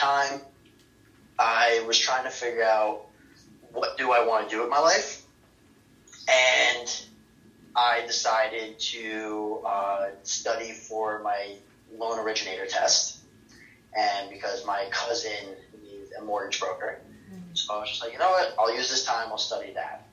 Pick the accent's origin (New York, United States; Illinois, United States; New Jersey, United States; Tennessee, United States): New York, United States; Mamaroneck; I grew up in Mamaroneck, New York, which is a small town in Westchester County.